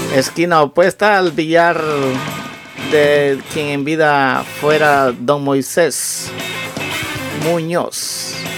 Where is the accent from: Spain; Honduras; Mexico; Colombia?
Honduras; Las Lajas, Comayagua; moved away; cuando yo estaba en mi país